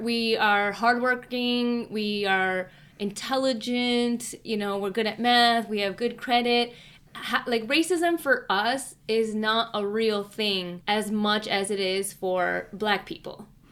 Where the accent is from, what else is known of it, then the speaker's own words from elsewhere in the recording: Chicago, Illinois, United States; if I grew up in Chicago proper for the rest of my childhood, but my parents moved out of Chicago